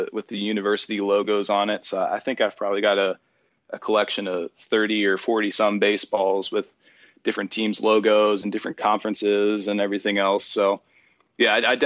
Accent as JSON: {"language": "English", "town": "Erie", "region": "Pennsylvania", "country": "United States", "tie": "born or raised there", "also_born_or_lived": "California", "moved": "yes", "said": "my hometown of Erie, Pennsylvania"}